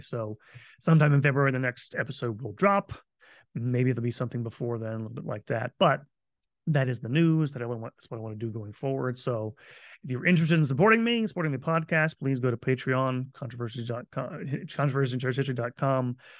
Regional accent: Florida, United States; moved away; I am moving back home to my home state of Florida

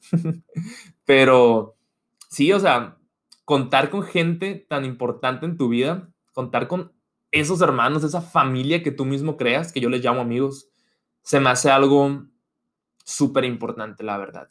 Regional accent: Hermosillo, Sonora, Mexico; moved away as an adult; also born or lived in United States; yo me fui de Hermosillo a Estados Unidos a estudiar la carrera

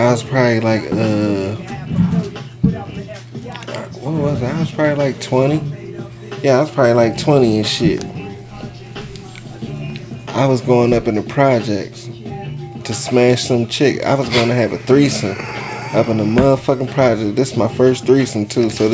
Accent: Philadelphia, Pennsylvania, United States; now in Atlanta, United States; from Southwest Philly

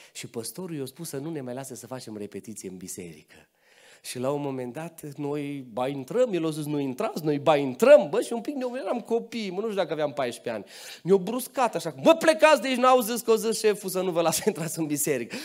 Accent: Transylvania, Romania; M-am născut în Ardeal, mama mea e din zona Sălajului, bunica mea, bunica mea și astăzi trăiește aici în Călinești, la 20 ceva de kilometri de voi, deci am rădăcini și pe aici

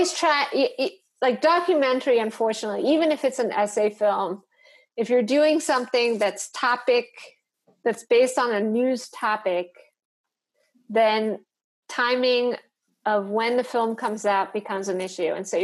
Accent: New York, United States; moved away as an adult; also born or lived in Detroit; now in North Carolina, United States; I grew up in New York, and like half of the city doesn't look anything like what I grew up

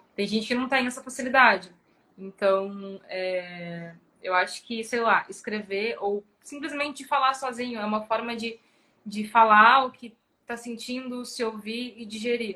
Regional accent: Porto Alegre, Rio Grande do Sul, Brazil; also born or lived in São Paulo; eu sou de Porto Alegre, morei até os 20 anos aqui. Aí, com 20 anos, eu fui morar em São Paulo, morei três anos em São Paulo e voltei

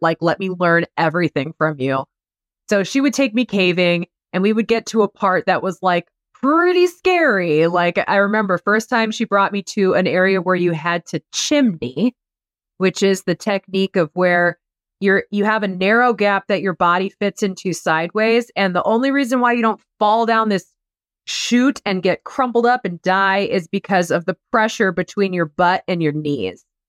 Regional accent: Iowa, United States; moved away; I'm from Iowa

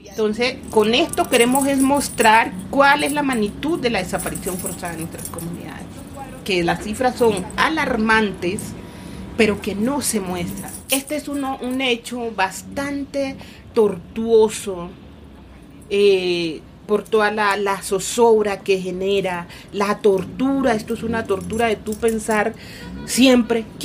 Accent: Chocó, Colombia; born there; Yo nací en el Chocó, tierra bella, tierra rica, próspera y abandonada

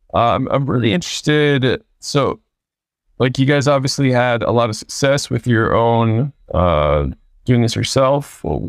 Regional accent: Tampa, Florida, United States; Yeah. Yeah. I'm from Tampa. I went to East Lake High School, graduated 03.

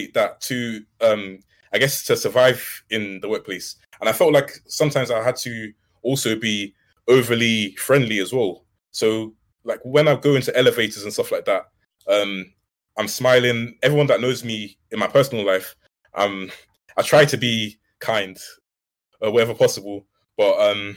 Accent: London, United Kingdom; I come from South London, and I'm Nigerian as well

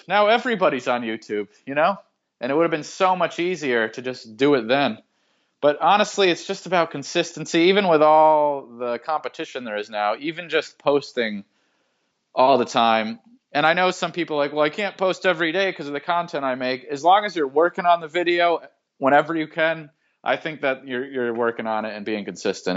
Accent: Massachusetts, United States; I grew up in Massachusetts

